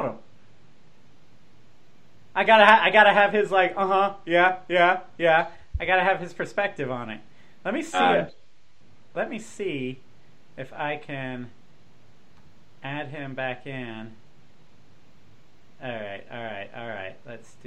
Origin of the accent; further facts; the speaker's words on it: Jacksonville, Florida, United States; I grew up in Jacksonville